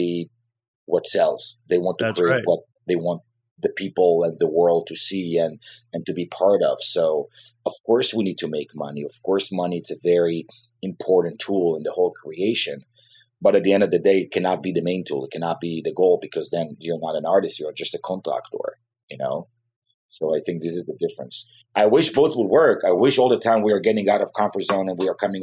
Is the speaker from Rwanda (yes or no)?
no; Jerusalem, Jerusalem District, Israel; English is a second language; moved away as an adult; now in Los Angeles, United States; I grew up in Southeast Jerusalem, which is a very aggressive place to grow up